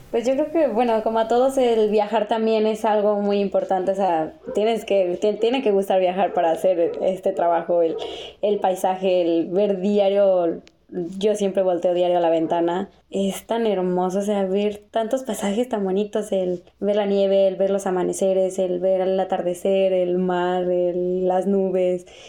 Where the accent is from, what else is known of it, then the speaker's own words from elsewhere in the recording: Guadalajara, Jalisco, Mexico; De Guadalajara